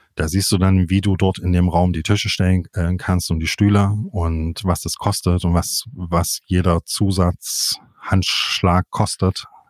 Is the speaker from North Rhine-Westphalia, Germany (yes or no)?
no; Jena, Thuringia, Germany; moved away as an adult; now in Leipzig, Germany; Ich bin in, in Jena aufgewachsen, zur Schule gegangen, habe dort Abi gemacht und bin dann weg